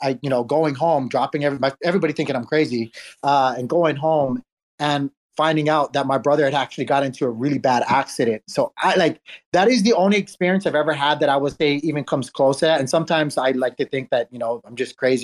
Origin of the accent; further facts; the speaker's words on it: Oahu, Hawaii, United States; I'm actually originally from Hawaii. I grew up on Oahu